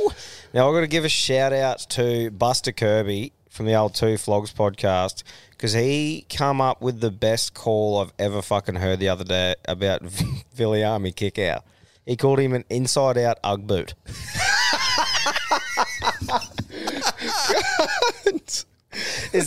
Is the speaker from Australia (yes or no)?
yes; Queensland, Australia